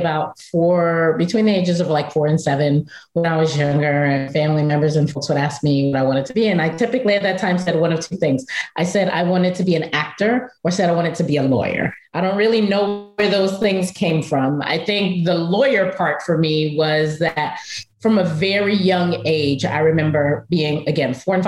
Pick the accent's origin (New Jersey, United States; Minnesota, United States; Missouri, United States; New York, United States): New York, United States; New York City; go back to my home city of Brooklyn and to run an after school educational center that at the time was a subsidiary of Kaplan Learning. And so I went back to Brooklyn. I'm from Bushwick